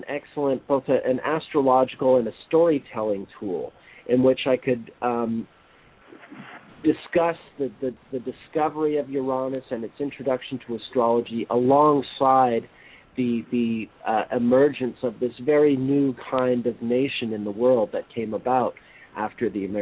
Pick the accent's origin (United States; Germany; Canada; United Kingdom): Canada; Montreal, Quebec; I was born and raised in Montreal, I have a Canadian passport